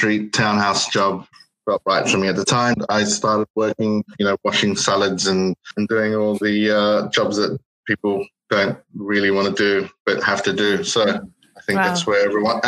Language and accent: English; Sydney, New South Wales, Australia; first language English; moved away as an adult; also born or lived in Danao, Philippines; now in London, United Kingdom; I was born in the Philippines, in Danao, but I was raised in Sydney. And yeah, I was there for most of my life. Moved to London about 8 years ago